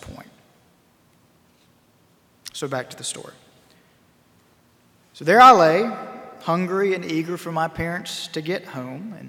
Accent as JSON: {"language": "English", "town": "High Point", "region": "North Carolina", "country": "United States", "tie": "born or raised there", "said": "my hometown of High Point, North Carolina"}